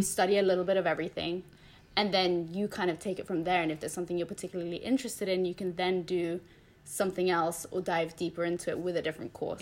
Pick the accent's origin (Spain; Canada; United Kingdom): Spain; moved away; I grew up in Spain.